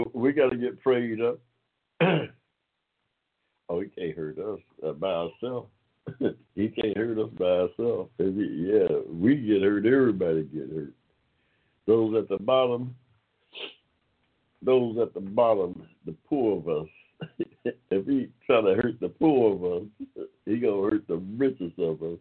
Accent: Georgia, United States; also born or lived in Ohio; I'm a good old Georgia boy myself, but I spent some time in Ohio during my adolescent years

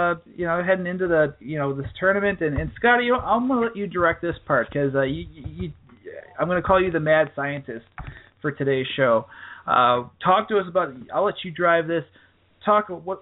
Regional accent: Fort Myers, Florida, United States; moved away; I'm from the Fort Myers area

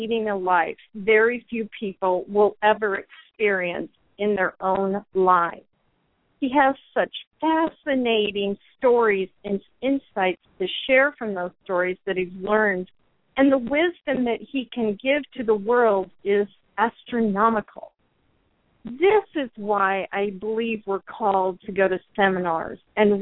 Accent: United States; the pride I had in being an American

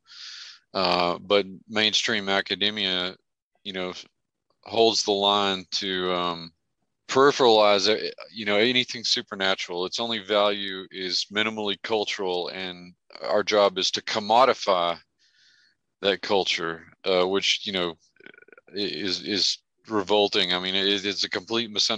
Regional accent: Merkel, Texas, United States; Merkel, Texas, my hometown

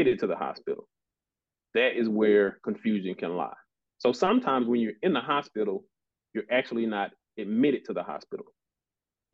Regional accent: Jackson, Mississippi, United States; also born or lived in Nashville, Tennessee; I'm from Jackson, Mississippi, originally.

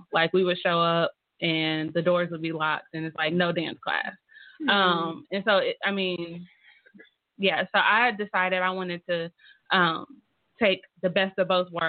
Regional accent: North Carolina, United States; moved away as an adult; now in Tulsa, United States; I'm from North Carolina

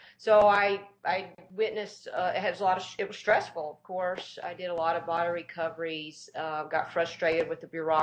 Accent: Tennessee, United States; I was born in Tennessee

